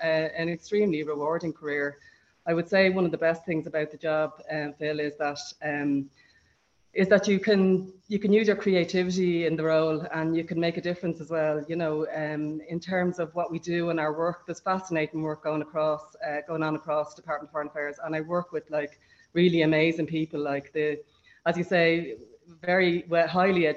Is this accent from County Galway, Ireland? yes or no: no; Clondalkin, County Dublin, Ireland; moved away as an adult; now in Jordan; I grew up in Clondalkin